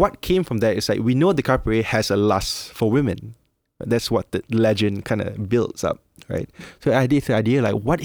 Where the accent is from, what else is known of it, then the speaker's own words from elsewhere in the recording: Malaysia; moved away as an adult; now in Philippines; I'm Malaysian, so coming here, like when I'm in my early 20s, I've been here almost 10 years now.